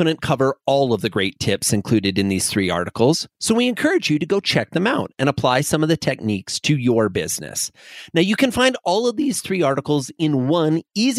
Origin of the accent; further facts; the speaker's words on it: Midwest, United States; I grew up in the Midwest.